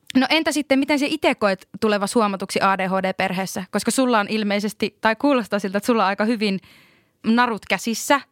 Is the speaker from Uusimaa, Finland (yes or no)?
no; Lapland, Finland; voin itse sanoa lappilaisena ihmisenä